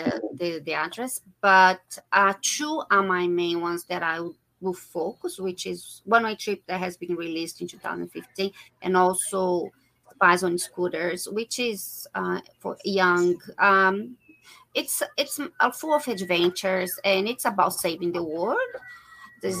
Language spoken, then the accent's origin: English; Brazil; moved away as an adult; also born or lived in England / Laos; now in Australia; Originally from Brazil, but I live in Australia. I have been living in Australia for 20 years. I left my country 22 years ago.